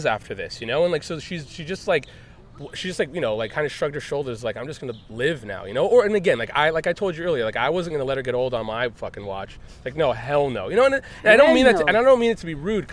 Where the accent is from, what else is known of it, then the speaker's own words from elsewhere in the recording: Beverly Hills, California, United States; I'm from Beverly Hills and I'm first generation American.